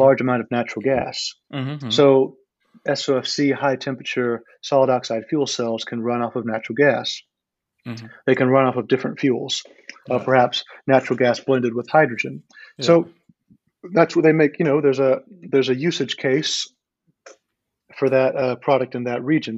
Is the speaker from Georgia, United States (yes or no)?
yes; Georgia, United States; moved away; also born or lived in China; I'm actually from the United States. I'm from the state of Georgia in the southeast.